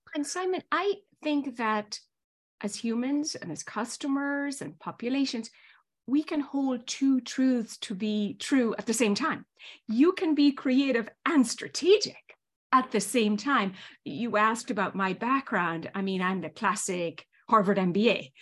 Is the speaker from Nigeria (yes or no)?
no; Ireland; moved away as an adult; also born or lived in Northern Ireland / Spain; now in New York, United States; as the accent probably still betrays, I was born and raised in Ireland, went to school in Ireland, Northern Ireland and Southern Ireland